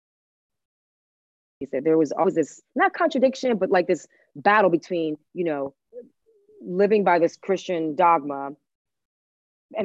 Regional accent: Washington, District of Columbia, United States; first language Spanish; English is a second language; also born or lived in Havana, Cuba / Miami, Florida; I'm from DC, because I am. Like, I've been here my entire life

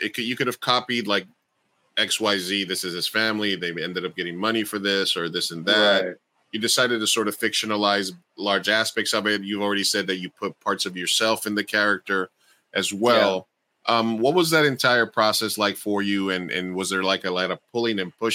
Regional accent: New York City, New York, United States; I grew up in Queens

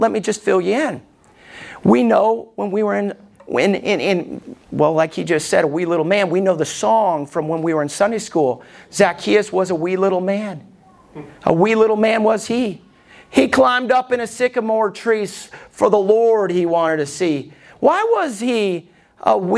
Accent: Alabama, United States; I was growing up in Alabama

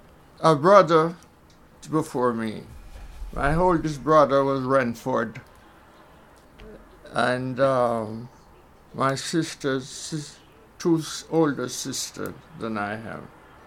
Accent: Somerton, Saint James, Jamaica; born there; In St. James.

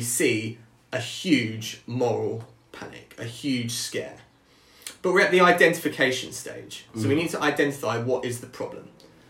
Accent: Brighton, South East England, United Kingdom; we're both from Brighton

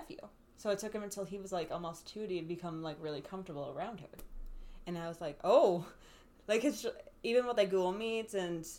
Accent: Ireland; we're Irish

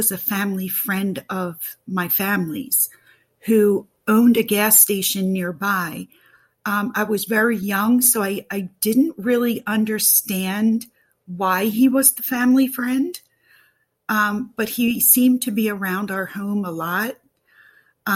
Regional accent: Pennsylvania, United States; I am from Pennsylvania

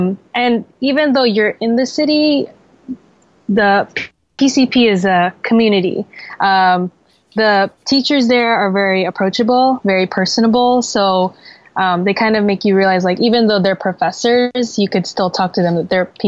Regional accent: Jersey City, New Jersey, United States; moved away as an adult; also born or lived in Philadelphia; So I was born and raised in Jersey City, New Jersey, which is about 20 minutes from New York City. So that's as big of a city as you can get.

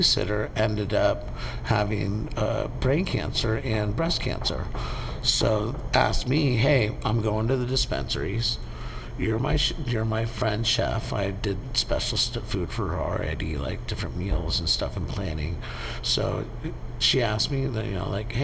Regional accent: San Francisco, California, United States; also born or lived in San Mateo, California / Half Moon Bay, California; I grew up in San Francisco.

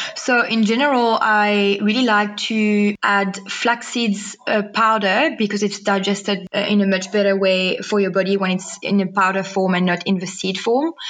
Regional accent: Mauritius; now in Cape Town, South Africa; I was born and raised in Mauritius in a very much non vegan family

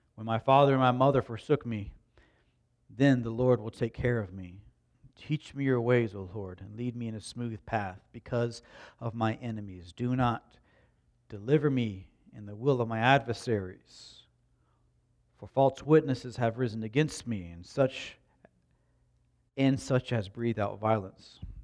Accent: Slapout, United States; I grew up in Slap Out

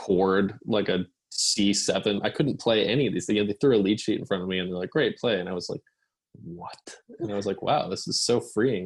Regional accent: Massachusetts, United States; growing up in Massachusetts

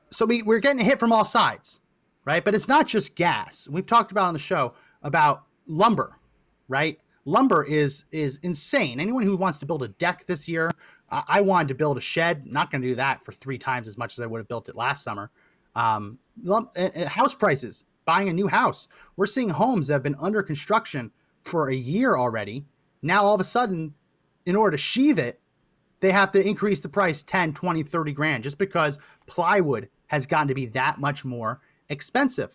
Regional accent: Linden, New Jersey, United States; I grew up in New Jersey, Linden, that area of New Jersey

